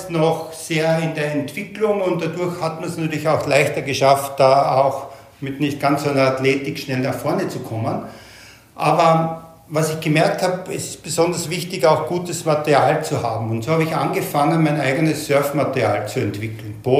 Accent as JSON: {"language": "German", "town": "Graz", "region": "Styria", "country": "Austria", "tie": "born or raised there", "said": "Ich fange mal ganz von vorne an. Ich bin vor 59 Jahren in Graz im beschaulichen Österreich geboren. Dort hatte ich eine sehr erlebnisreiche und vor allem sehr bewegte Jugend genossen"}